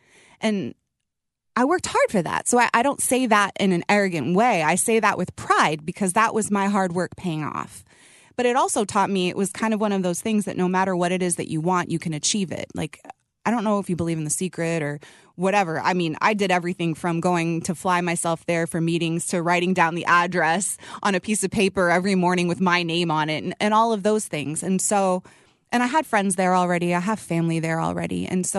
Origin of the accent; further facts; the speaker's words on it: Seattle, Washington, United States; So when I was younger, I was born in Seattle. I did grow up there all my schooling.